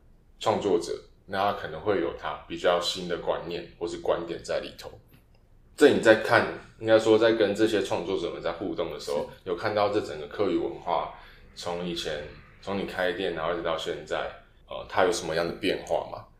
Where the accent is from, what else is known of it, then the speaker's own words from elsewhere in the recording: Miaoli County, Taiwan; accent: Sixian Hakka; 然后我是苗栗那边的，所以是讲四县。